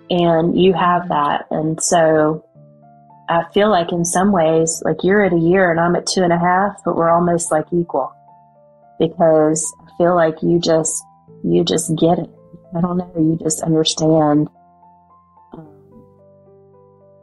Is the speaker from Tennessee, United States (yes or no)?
no; West Virginia, United States; accent: West Virginia; my West Virginia accent